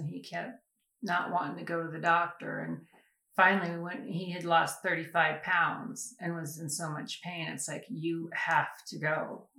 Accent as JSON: {"language": "English", "town": "Prescott", "region": "Arizona", "country": "United States", "tie": "born or raised there", "also_born_or_lived": "Colorado Springs", "said": "I was born and raised in Prescott and moved away a couple times after high school"}